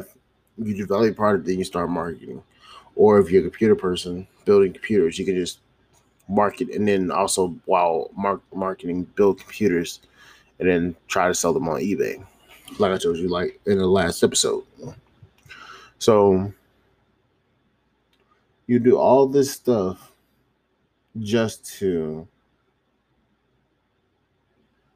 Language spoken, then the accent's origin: English; Charlotte, North Carolina, United States; moved away; my hometown, my home city, which is Charlotte, North Carolina